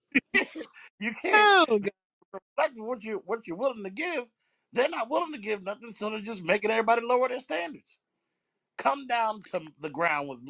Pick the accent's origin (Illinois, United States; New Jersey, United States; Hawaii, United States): New Jersey, United States; I'm from Jersey